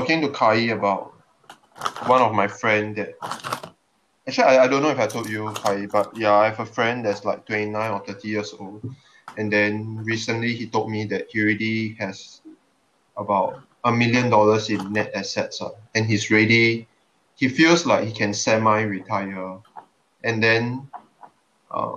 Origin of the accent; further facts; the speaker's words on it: Singapore; I'm a Singaporean